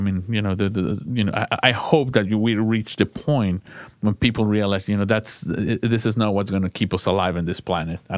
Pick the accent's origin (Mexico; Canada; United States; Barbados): Mexico; moved away; I come from Mexico